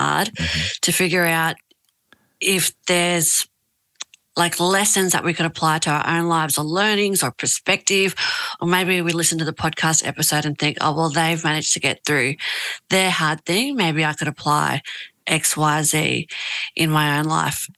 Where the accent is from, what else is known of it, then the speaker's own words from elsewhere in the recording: Australia; also born or lived in Tahiti, French Polynesia; they had my older brother, myself, and then we moved to Australia when I was like 2